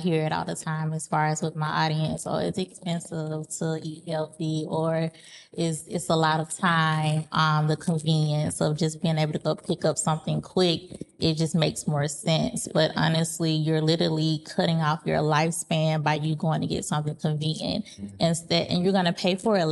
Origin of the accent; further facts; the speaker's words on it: the South, United States; being from the South, we're big on holding on to those cultural things that we like to eat